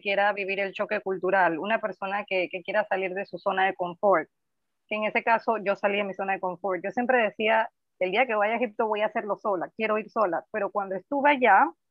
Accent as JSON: {"language": "Spanish", "country": "Panama", "said": "Yo soy panameña"}